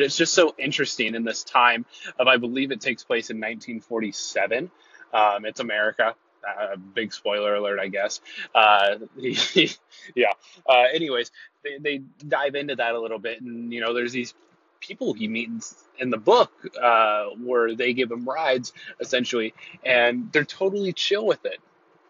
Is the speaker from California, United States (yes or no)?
yes; California, United States; I'll be headed back to my hometown of the central coast coming next 2 weeks or so.